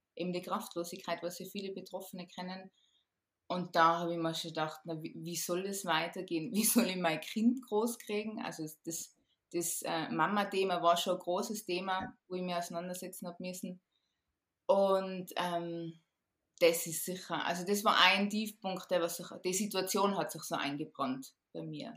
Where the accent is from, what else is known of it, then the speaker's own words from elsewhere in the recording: Tyrol, Austria; ich bin aus Tirol